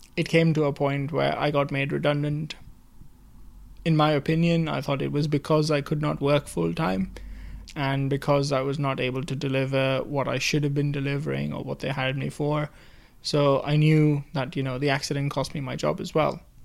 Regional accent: India; moved away as an adult; also born or lived in United Kingdom; now in Worcester, United Kingdom; I'm originally from India, moved here to do my master's in automotive engineering

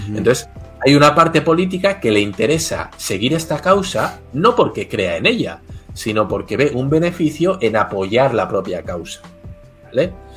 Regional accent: Basque Country, Spain; Yo soy del País Vasco, que está en el norte de España, en frontera con Francia

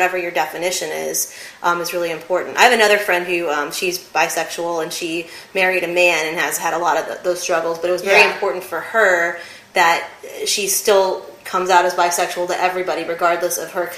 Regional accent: California, United States; I identify as a lesbian, I'm Jewish, I'm from California.

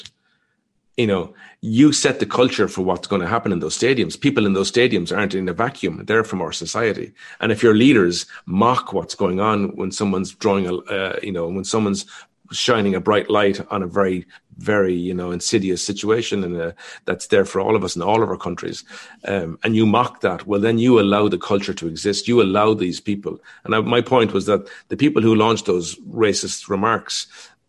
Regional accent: Ireland; I grew up in Ireland

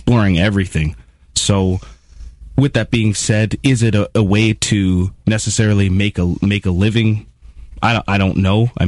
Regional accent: Niagara Falls, Ontario, Canada; also born or lived in St. Catharines, Canada; I'm from Niagara Falls, mm-hmm. and then I studied at Brock

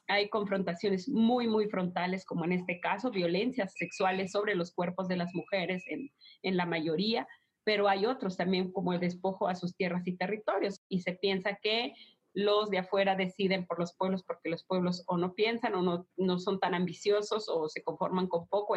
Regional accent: Mexico

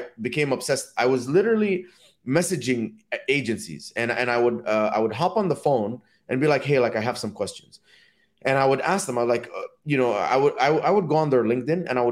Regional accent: Dubai, United Arab Emirates; also born or lived in Egypt; now in United States; my parents are from Egypt, and I grew up in Dubai.

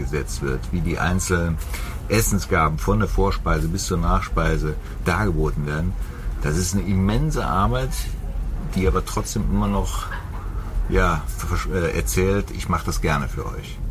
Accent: Germany; bei uns in Deutschland

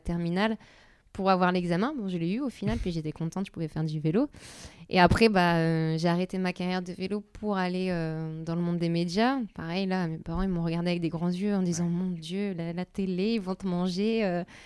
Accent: the North, Hauts-de-France, France; je viens du Nord. Euh, voilà, une famille euh, ouvrière

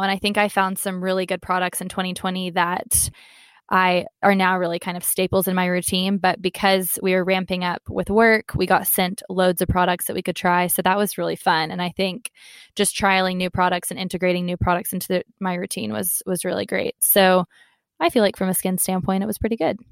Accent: Texas, United States; moved away as an adult; also born or lived in London; I am American, so my kind of family support system is in Texas.

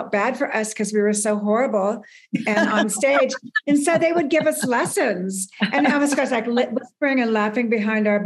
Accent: Burbank, California, United States; I grew up in Southern California

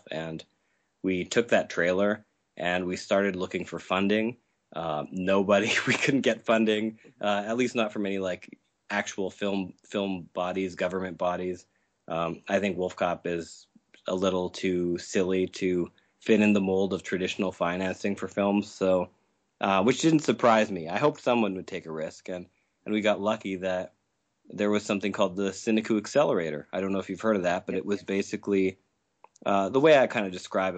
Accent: Saskatchewan, Canada; I'm from Saskatchewan in Canada

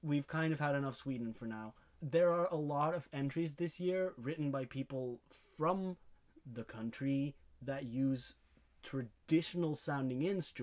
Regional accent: Belgium; we're from Belgium

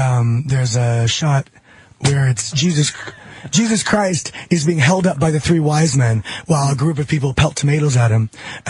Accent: Los Angeles, California, United States; I grew up in Hollywood, California. I'm working in the industry since I was a little kid.

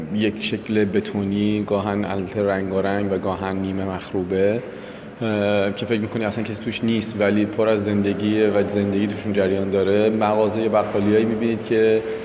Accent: Iran; ما ایرانی هستیم

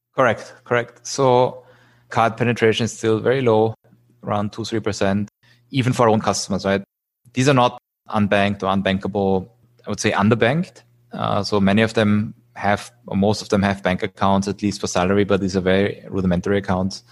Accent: Vienna, Austria; moved away as an adult; also born or lived in United States / Zurich / Singapore; now in Philippines; I'm originally from Austria, from Vienna

